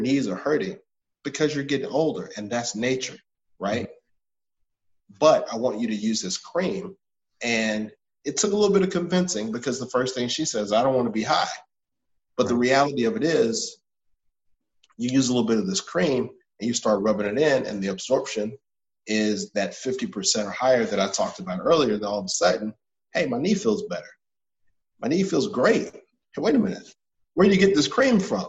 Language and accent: English; Atlanta, Georgia, United States; also born or lived in Washington, D.C.; I'm from Atlanta. I went to one of the better prep schools in Atlanta